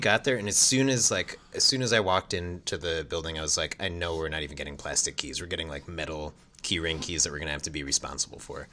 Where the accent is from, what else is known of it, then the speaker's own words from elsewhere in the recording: East Coast, United States; also born or lived in Washington, D.C.; I'm from the East Coast.